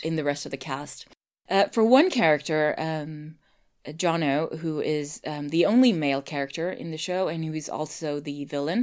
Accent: Sweden; I'm Swedish

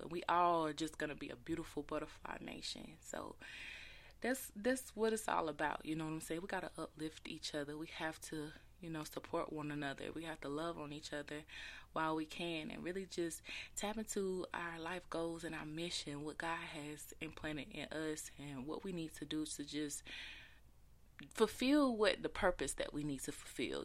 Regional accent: Taylors, South Carolina, United States; Shout out to my hometown. Shout out to eight six four, 'cause your girl is from a little town called Taylor's

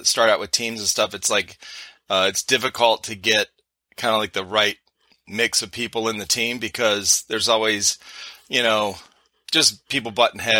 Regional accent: Cleveland, Ohio, United States; moved away as an adult; now in South Carolina, United States; I'm from Cleveland, Ohio. So Ohio State fan here

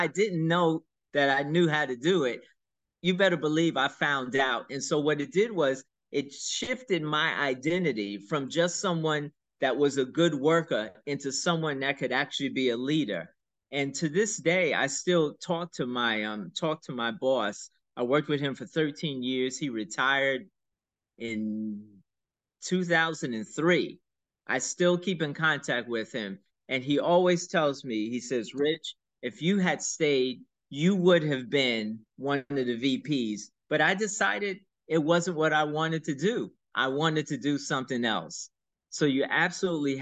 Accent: New York City, New York, United States; I grew up in Brooklyn, in a neighborhood called the Do or Die Bed-Stuy

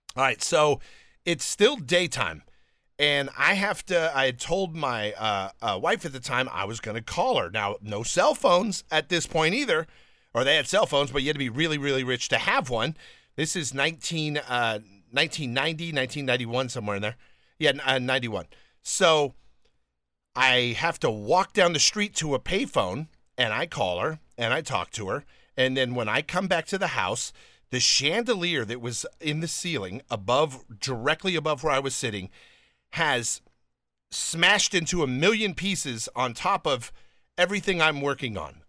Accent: California, United States; moved away as an adult; also born or lived in Alabama / New York / Lyndhurst, New Jersey; I was born in Alabama, but raised in California

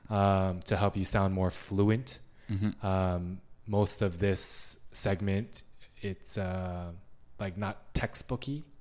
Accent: Canada; we're Canadian.

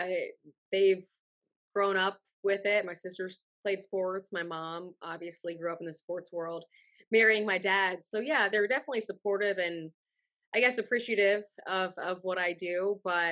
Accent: Cincinnati, Ohio, United States; now in Tampa, United States; I'm not originally from Tampa. I grew up in Cincinnati, Ohio.

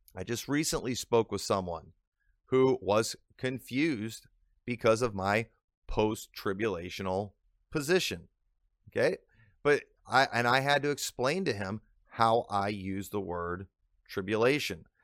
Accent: Illinois, United States; accent: northern; Illinois; I've lived in Illinois my whole life, I've picked up on the accent

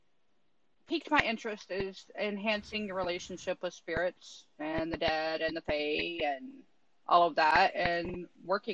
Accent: Texas, United States; I am from Texas

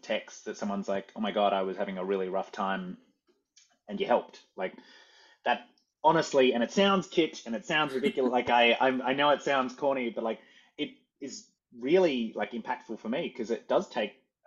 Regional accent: Australia; moved away as an adult; now in New York City, United States; I came from Australia

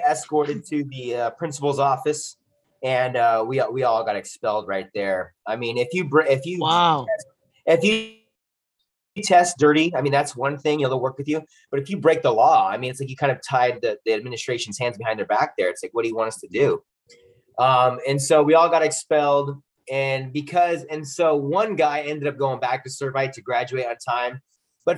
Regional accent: Southern California, United States; I grew up in Southern California

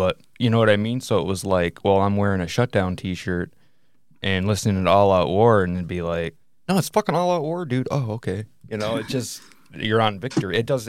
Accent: Michigan, United States; I guess maybe it's because we're from Michigan

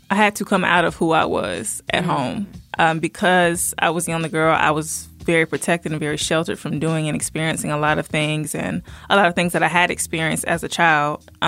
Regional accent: Virginia, United States; born there; also born or lived in Southern United States; now in Covington, United States; I mm-hmm. was born in Virginia, stayed there for a while, moved around the South, but I settled here in Georgia. Um, in a small city in Covington.

